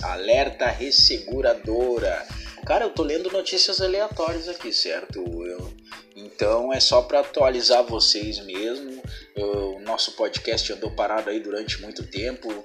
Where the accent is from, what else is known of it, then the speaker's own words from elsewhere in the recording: Rio Grande do Sul, Brazil; eu sou daqui do, do Rio Grande do Sul